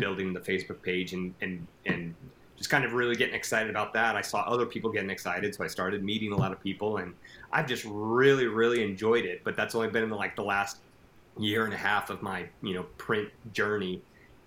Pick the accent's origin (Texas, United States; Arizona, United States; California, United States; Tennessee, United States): Texas, United States; El Paso; now in Lubbock, United States; I'm originally from El Paso, which is the very far tip of Texas.